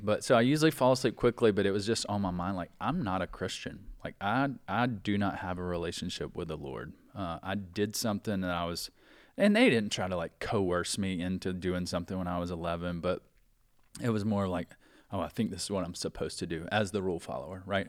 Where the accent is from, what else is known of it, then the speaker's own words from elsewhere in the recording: South Carolina, United States; moved away as an adult; growing up in South Carolina, we could play all year round